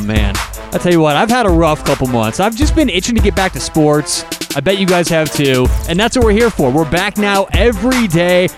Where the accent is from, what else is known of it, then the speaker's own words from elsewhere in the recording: Denver, Colorado, United States; I am from Denver, Colorado